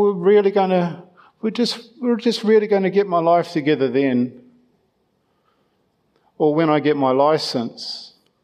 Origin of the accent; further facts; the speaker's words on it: Ireland; being Irish